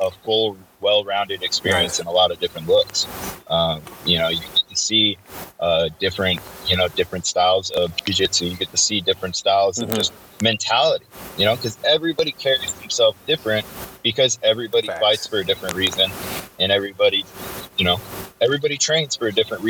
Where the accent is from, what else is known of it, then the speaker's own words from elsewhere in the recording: Sarasota, Florida, United States; moved away as an adult; also born or lived in Minot, North Dakota; now in Portland, United States; I was born and raised in Sarasota